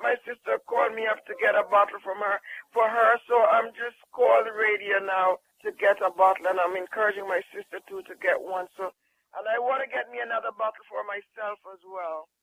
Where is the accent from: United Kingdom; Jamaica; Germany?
Jamaica; I'm from Jamaica